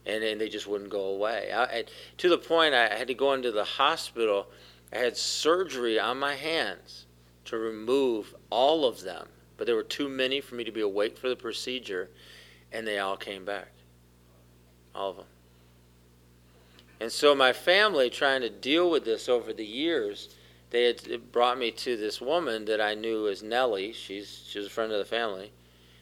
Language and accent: English; South Carolina, United States; I grew up in South Carolina. It's my home